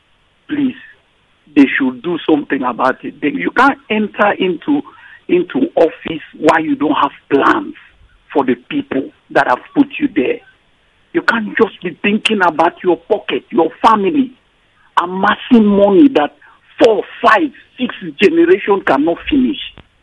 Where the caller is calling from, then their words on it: Iju, Nigeria; I'm calling from Iju.